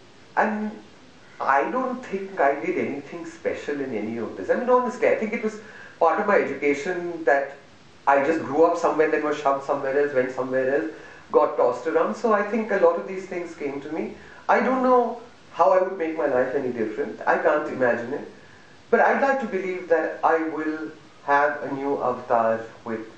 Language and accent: English; Delhi, India; I'm a Malayali, but I live in Delhi